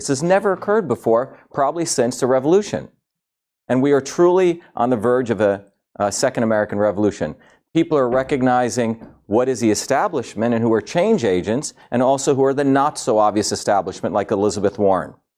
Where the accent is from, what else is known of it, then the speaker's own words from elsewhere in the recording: India; moved away; I grew up in India.